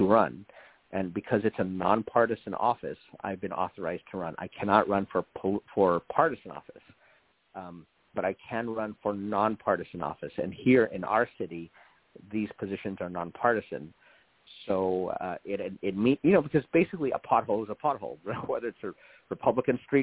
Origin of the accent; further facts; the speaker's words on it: West Covina, California, United States; also born or lived in Washington, D.C.; I grew up here in West Covina, I've been here since 1974 with a break in D.C. for a little while